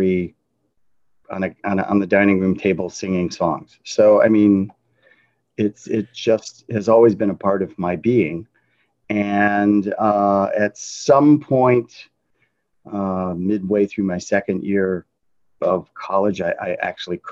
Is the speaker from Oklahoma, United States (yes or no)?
no; Detroit, Michigan, United States; I was raised in Detroit.